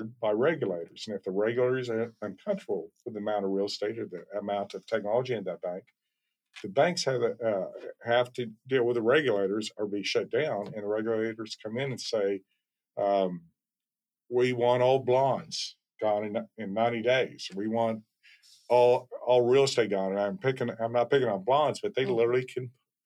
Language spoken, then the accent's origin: English; Las Vegas, Nevada, United States; also born or lived in Circle C, Austin, Texas; now in Austin, United States; I grew up in Las Vegas, Nevada.